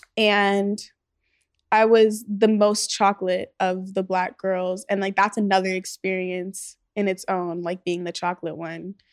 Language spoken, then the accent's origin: English; Los Angeles, California, United States; we grew up in the valley, like, we grew up in Chatsworth